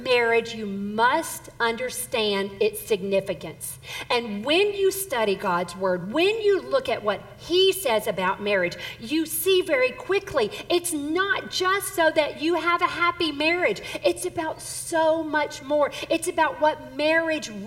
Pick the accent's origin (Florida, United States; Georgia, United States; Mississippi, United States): Mississippi, United States; Southern; moved away as an adult; now in Texas, United States; I'm actually from Southern Mississippi, and I grew up there